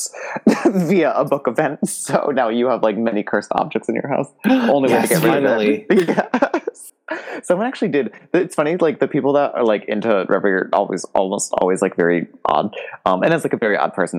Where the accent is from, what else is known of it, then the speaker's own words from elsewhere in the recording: Connecticut, United States; moved away; also born or lived in Massachusetts; I'm from Connecticut